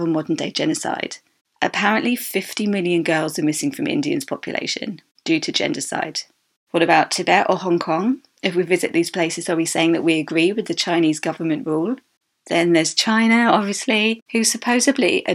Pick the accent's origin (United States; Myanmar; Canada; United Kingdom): United Kingdom; the UK as my home country